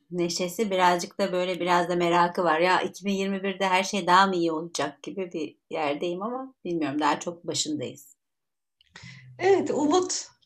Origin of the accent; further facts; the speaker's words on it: Istanbul, Turkey; born there; ee, işte İstanbul'da doğdum e, Müslüman bir aileye doğdum.